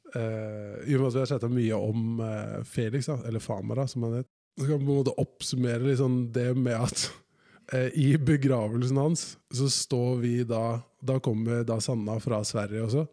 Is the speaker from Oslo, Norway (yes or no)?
yes; Oslo, Norway; At jeg føler meg 100 fra Oslo